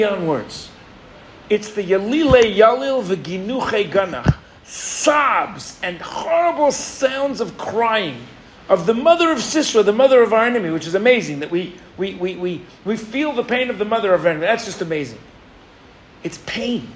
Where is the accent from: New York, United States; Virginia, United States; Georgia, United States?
New York, United States; moved away; I grew up in New York